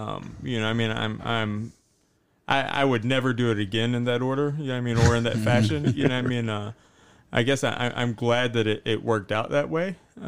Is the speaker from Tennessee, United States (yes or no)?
yes; Tennessee, United States; growing up in East Tennessee, you don't really think a whole lot about scuba diving.